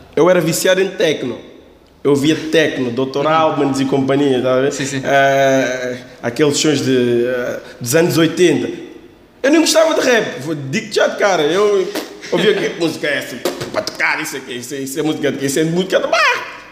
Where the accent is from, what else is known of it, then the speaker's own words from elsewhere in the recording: Lisbon, Portugal; sendo Lisboeta